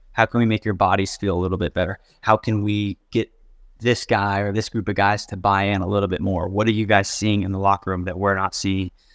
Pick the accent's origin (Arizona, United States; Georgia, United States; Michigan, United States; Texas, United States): Texas, United States; Houston; moved away; I grew up probably twenty minutes from U of H